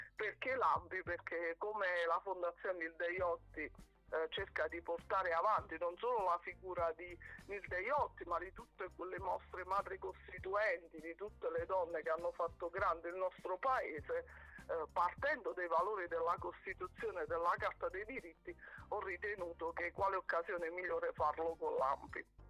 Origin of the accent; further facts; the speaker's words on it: Basilicata, Italy; da Lucana